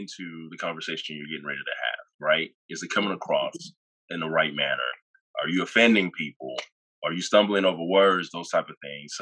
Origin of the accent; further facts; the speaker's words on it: Dallas–Fort Worth area, Texas, United States; also born or lived in Nigeria / Irving, Texas / Houston, Texas; I am a Nigerian. I was born in Nigeria and moved to the DFW area in 96. And I was pretty young then. So pretty much I grew up here